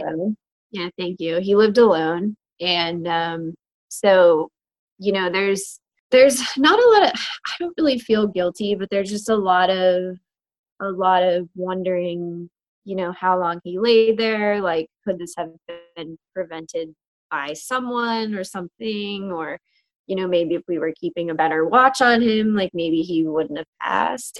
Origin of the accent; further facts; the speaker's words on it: Butler, Pennsylvania, United States; moved away as an adult; also born or lived in New York City; now in Pittsburgh, United States; I was born and raised in Butler, PA